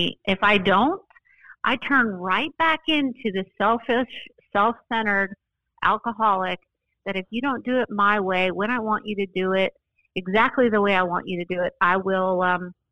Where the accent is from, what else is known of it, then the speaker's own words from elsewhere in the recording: Boulder, Colorado, United States; now in Austin, United States; I grew up in Boulder, Colorado